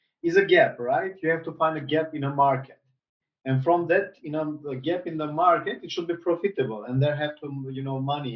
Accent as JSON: {"language": "English", "country": "North Macedonia", "tie": "born or raised there", "also_born_or_lived": "United States", "moved": "as an adult", "lives_now": "Turkey", "said": "I was born in North Macedonia"}